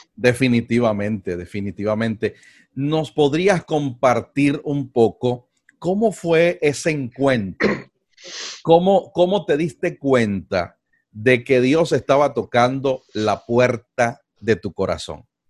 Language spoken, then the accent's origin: Spanish; Venezuela; no solamente somos paisanos, no solamente somos venezolanos